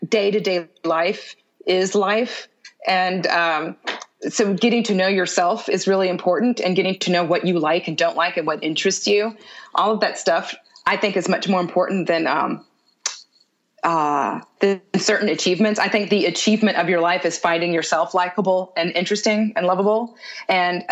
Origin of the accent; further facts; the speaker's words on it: Houston, Texas, United States; moved away; also born or lived in New York; I grew up in Houston